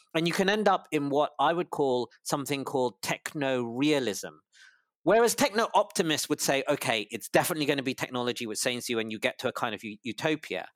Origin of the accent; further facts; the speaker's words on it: London, United Kingdom; also born or lived in Cambridge / Harvard; I was born in London, U K, to a, a Malaysian father and a Singaporean mother, and I did all of my schooling or high schooling in London